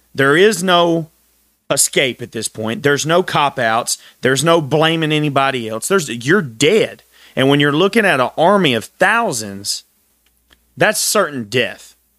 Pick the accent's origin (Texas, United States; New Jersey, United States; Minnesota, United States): Texas, United States; I'm from Texas, very proud Texan